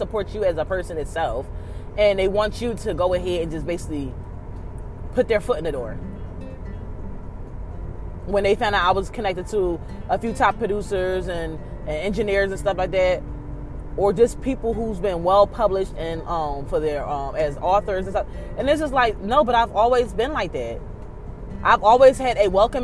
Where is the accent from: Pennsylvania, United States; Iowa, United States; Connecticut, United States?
Pennsylvania, United States; Philadelphia; I'm from North Philly. So, of course, how I talk and how I am isn't for everybody